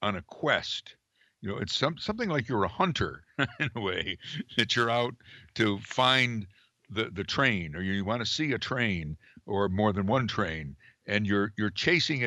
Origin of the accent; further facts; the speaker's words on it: Amsterdam, New York, United States; my hometown